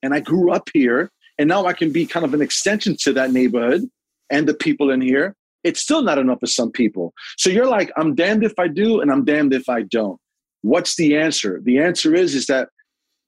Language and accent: English; New York City, New York, United States; When I grew up in Sunset Park, I never saw a black fireman